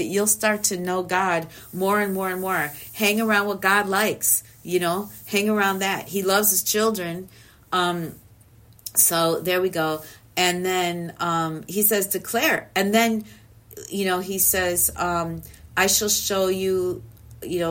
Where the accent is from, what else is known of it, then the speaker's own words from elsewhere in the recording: Chicago, Illinois, United States; now in Los Angeles, United States; I grew up in Chicago